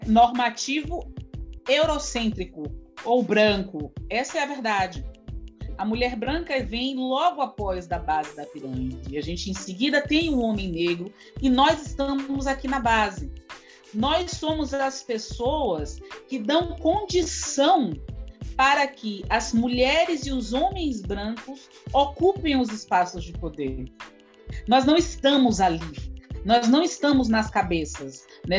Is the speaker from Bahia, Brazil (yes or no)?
yes; Salvador, Bahia, Brazil; eu nasci num bairro que é um dos bairros onde tem o maior contingente de pessoas negras dentro de Salvador, né, aqui na capital